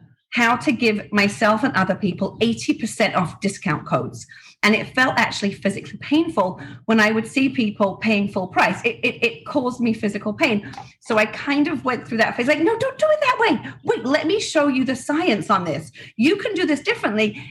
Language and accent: English; England, United Kingdom; moved away as an adult; now in Florida, United States; I grew up in England, very quiet home